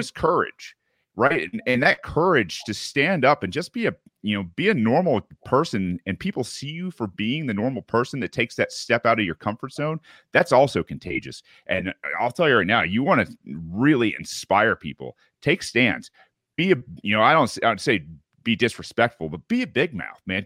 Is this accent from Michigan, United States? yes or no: yes; Michigan, United States; moved away; I, am Midwestern raised. Uh, you know, my parents were. Uh, I'm from Michigan originally